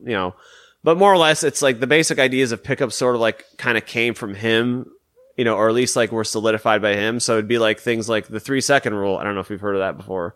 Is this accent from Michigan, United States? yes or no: yes; Detroit, Michigan, United States; I'm from Michigan, so I'm from the Detroit area